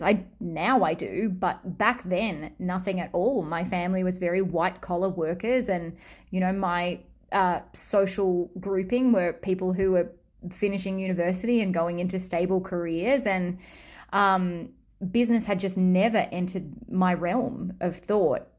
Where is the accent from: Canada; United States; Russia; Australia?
Australia; accent: Australian; my Australian accent